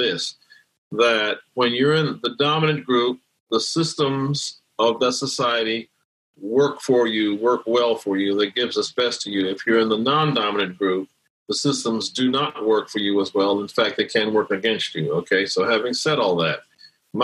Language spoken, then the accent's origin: English; Gary, Indiana, United States; also born or lived in Brooklyn, New York; I grew up in Gary, Indiana, and I was born in Brooklyn, New York, grew up in Gary